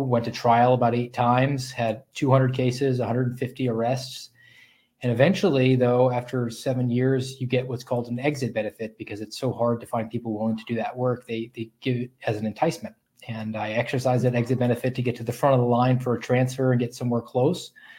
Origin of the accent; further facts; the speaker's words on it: Savannah, Georgia, United States; moved away as an adult; also born or lived in Sioux City, Iowa; I'm actually from Savannah, Georgia